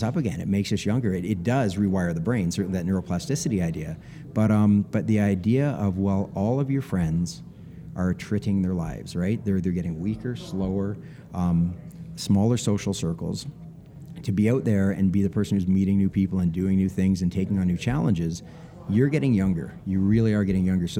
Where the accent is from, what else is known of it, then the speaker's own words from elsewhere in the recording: Canada; I'm Canadian